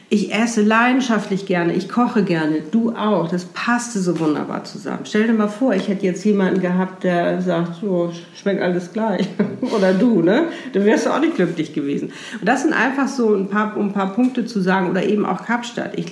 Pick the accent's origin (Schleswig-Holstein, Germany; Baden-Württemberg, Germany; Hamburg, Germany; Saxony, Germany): Hamburg, Germany; wir sind beide aus Hamburg, beide in Hamburg geboren, sind beides damals in die gleichen Diskotheken gegangen